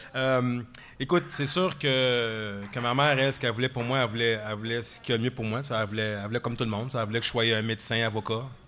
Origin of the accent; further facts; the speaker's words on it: Quebec, Canada; nous, au Québec